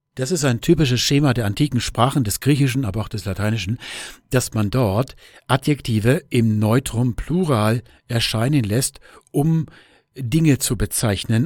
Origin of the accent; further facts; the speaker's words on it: Germany; wir Deutsche